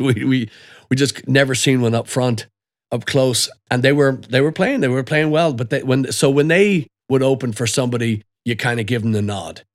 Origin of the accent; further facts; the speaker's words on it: Dublin, Leinster, Ireland; moved away; also born or lived in Belfast / Killarney; my childhood essentially started when I lived in Dublin